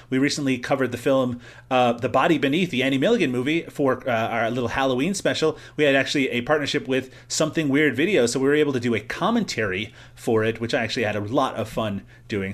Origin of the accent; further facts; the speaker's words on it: Newfoundland and Labrador, Canada; I'm Irish too. I'm from Newfoundland